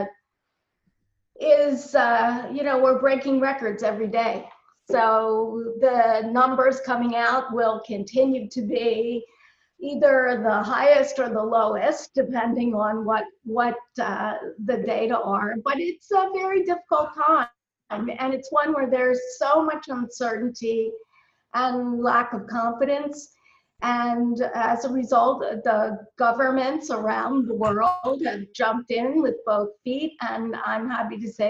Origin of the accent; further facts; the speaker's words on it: Baltimore, Maryland, United States; I'm born and raised in Baltimore, Maryland.